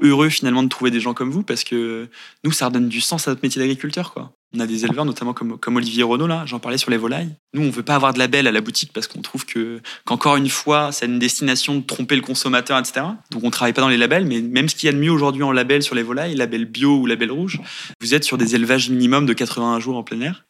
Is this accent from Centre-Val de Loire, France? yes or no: no; Angers, Pays de la Loire, France; moved away as an adult; also born or lived in Paris; now in Nantes, France; je suis originaire d'Angers.